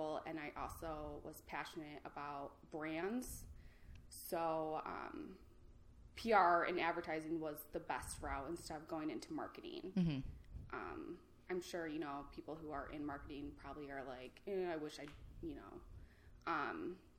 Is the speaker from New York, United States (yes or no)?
no; Grand Rapids, Michigan, United States; also born or lived in Detroit; I'm from here, Grand Rapids.